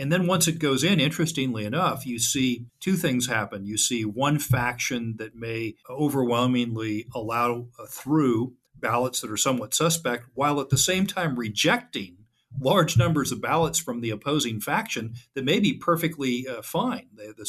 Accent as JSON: {"language": "English", "region": "California", "country": "United States", "moved": "as an adult", "lives_now": "Texas, United States", "said": "I've lived in Texas now for 9 years. I came from California. Don't hold that against me."}